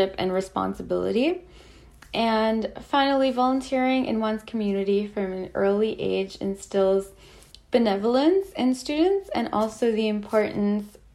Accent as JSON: {"language": "English", "region": "Ontario", "country": "Canada", "said": "I'm from Canada"}